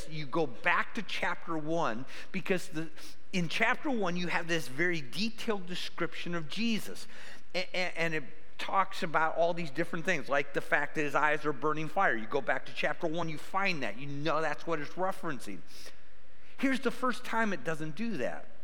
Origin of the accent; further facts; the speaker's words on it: Cleveland, Ohio, United States; moved away as an adult; I grew up by Cleveland